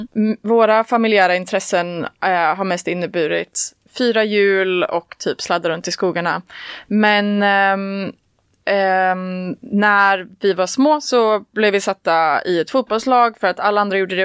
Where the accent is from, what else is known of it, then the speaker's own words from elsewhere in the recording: a community outside Trollhättan, Västra Götaland, Sweden; Jag kommer från eh, ett eh, samhälle utanför Trollhättan. Jag hoppas inte att det hörs att jag är från Slätta.